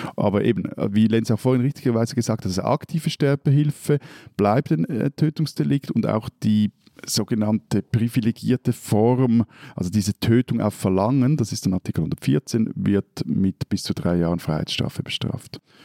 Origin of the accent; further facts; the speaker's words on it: Switzerland; bei uns in der Schweiz